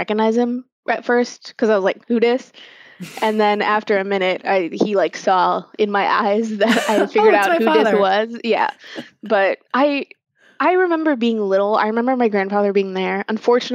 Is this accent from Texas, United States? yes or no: yes; San Antonio, Texas, United States; also born or lived in Karachi, Pakistan / Austin, Texas / France; now in Houston, United States; I was born in Karachi, Pakistan. And my family moved to San Antonio, Texas when I was 3 years old. So I grew up in San Antonio and kind of just lived there, elementary school, middle school, high school.